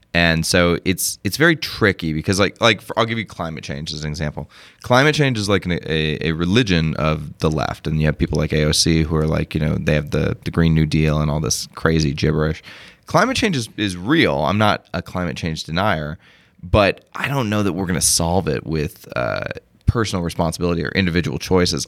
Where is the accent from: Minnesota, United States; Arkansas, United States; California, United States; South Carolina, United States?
Arkansas, United States; I'm a country boy, I grew up in Arkansas.